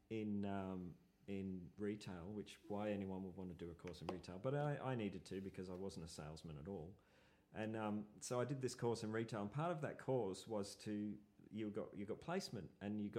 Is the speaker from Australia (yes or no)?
yes; Brisbane, Queensland, Australia; moved away as an adult; now in Melbourne, Australia; Brisbane. {S0} Okay. {S2} And I I moved down here because you know I just thought I just saw I was in bands in, a uh, band in Brisbane and you know it was it was kind of hard to leave